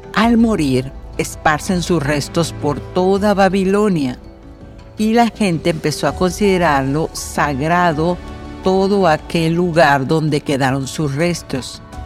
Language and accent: Spanish; Mexico; yo, por ejemplo, que soy mexicana